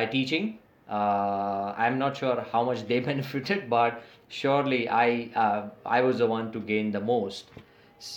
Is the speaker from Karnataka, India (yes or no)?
no; Mumbai, Maharashtra, India; first language English; So I am from Mumbai in India, and I will be turning 44 this May